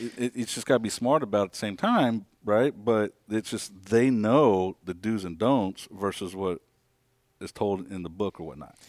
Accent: Kansas, United States; moved away as an adult; born and raised in Kansas, um, up north, small town

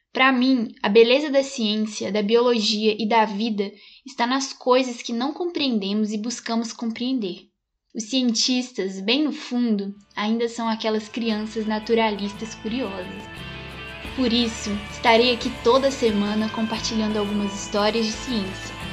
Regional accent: Belo Horizonte metropolitan area, Minas Gerais, Brazil; nasci aqui em Minas Gerais, na região metropolitana de Belo Horizonte

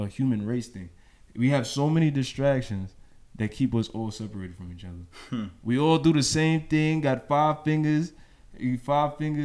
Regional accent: New York City, New York, United States; moved away; growing up in New York

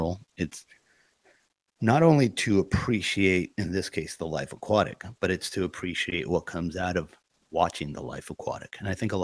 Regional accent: Naples, Campania, Italy; moved away; also born or lived in Los Angeles; my hometown of Napoli

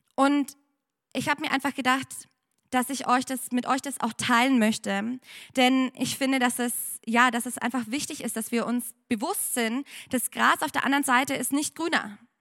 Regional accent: Germany; moved away as an adult; now in Penang, Malaysia; ich bin eigentlich aus Deutschland.

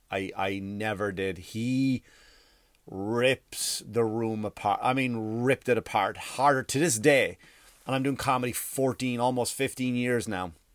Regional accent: Ireland; now in United States; I grew up in Ireland

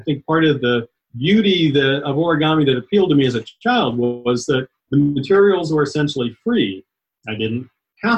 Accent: Atlanta, Georgia, United States; also born or lived in Dayton, Ohio; I grew up mostly in Atlanta, Georgia, a little bit in around Dayton, Ohio, but mostly Georgia.

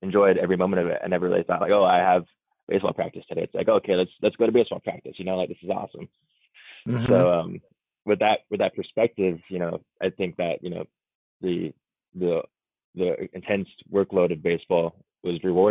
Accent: Culver City, California, United States; also born or lived in Santa Monica; Born and raised in LA. So I was born in Santa Monica, raised in Culver City

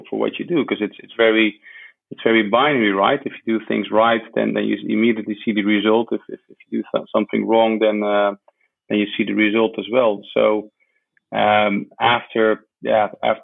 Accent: Netherlands; I was born in the Netherlands

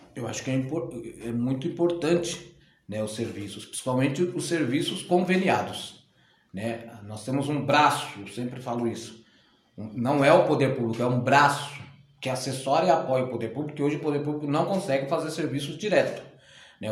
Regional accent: São Paulo, Brazil; Eu sou nascido em São Paulo, né, paulistano

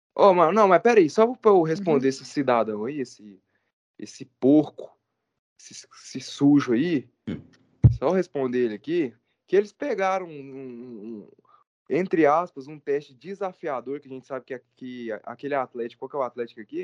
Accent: Goiânia, Goiás, Brazil; Eu sou aqui de Goiânia, nasci aqui

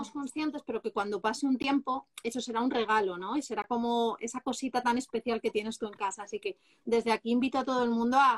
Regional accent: Castile and León, Spain; Yo mi pueblo

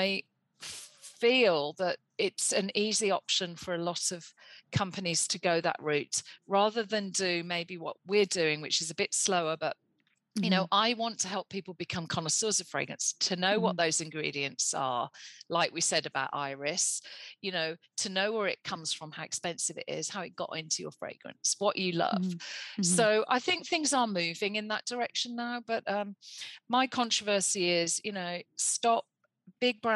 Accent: New York, United States; my days growing up in New York when I was going to gigs and parties

